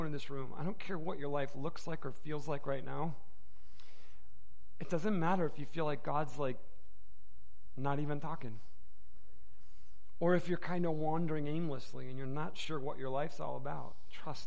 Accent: Michigan, United States; now in Arizona, United States; I'm from Michigan.

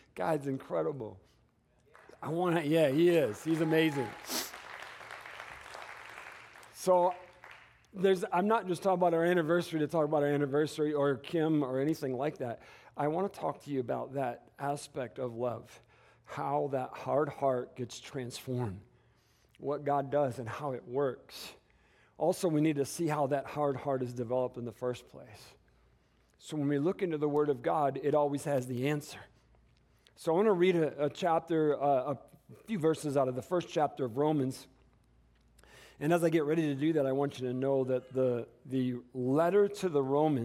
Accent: Detroit, Michigan, United States; moved away as an adult; now in Tucson, United States; I come from Michigan, you know. I was raised in, both of us, obviously, my wife, in the Detroit, Michigan area

